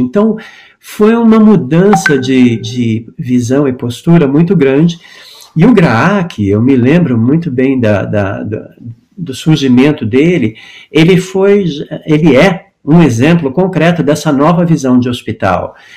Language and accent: Portuguese; Brazil; moved away as an adult; also born or lived in United States; quando eu saí do Brasil em 83 para estudar teatro musical